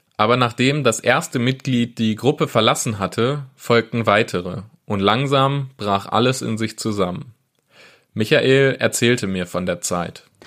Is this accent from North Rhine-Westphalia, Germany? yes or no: yes; Wesel, North Rhine-Westphalia, Germany; Ich komme selbst ursprünglich aus Wesel